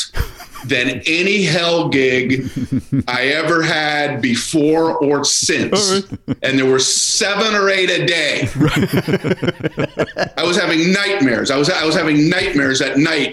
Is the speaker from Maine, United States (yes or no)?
no; Florida, United States; I'm from Florida.